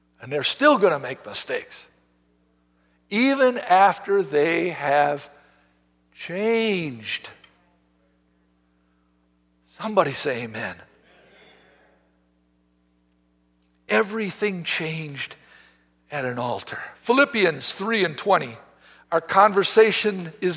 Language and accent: English; United States; I'm an American